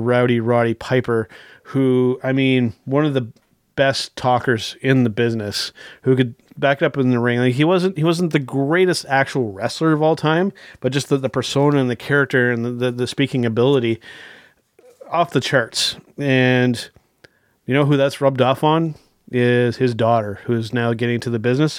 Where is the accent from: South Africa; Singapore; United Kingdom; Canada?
Canada; I'm we're Canadian